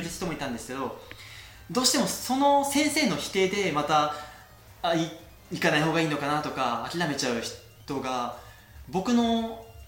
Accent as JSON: {"language": "Japanese", "region": "Kagoshima", "country": "Japan", "tie": "born or raised there", "also_born_or_lived": "South Korea", "moved": "as an adult", "lives_now": "France", "said": "地元が鹿児島なんですが両親ともに鹿児島の人間"}